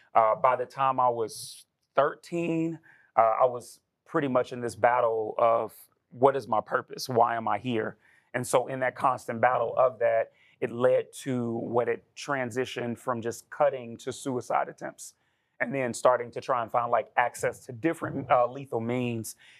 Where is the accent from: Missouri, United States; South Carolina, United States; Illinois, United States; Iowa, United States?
Illinois, United States; Chicago; born and raised in Chicago, Illinois